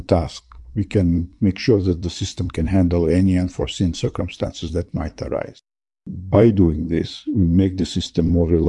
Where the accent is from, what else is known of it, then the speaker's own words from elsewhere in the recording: Russia; I'm from Russia and I'm a computer scientist.